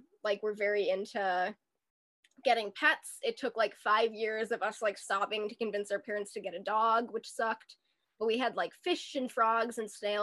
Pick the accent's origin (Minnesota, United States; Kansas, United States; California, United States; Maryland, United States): Minnesota, United States; Minneapolis; I grew up in Seward, Minneapolis.